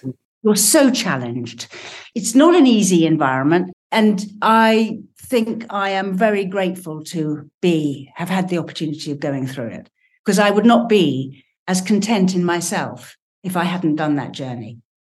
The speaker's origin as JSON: {"language": "English", "region": "England", "country": "United Kingdom", "said": "I'm English"}